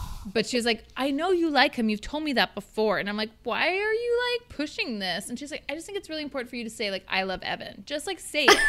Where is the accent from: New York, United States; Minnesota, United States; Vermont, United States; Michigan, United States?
Minnesota, United States; I grew up in Minnesota